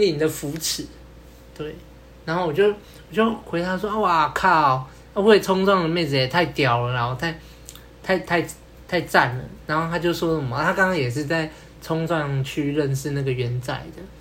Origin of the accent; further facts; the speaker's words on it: Kaohsiung, Taiwan; 我也是高雄人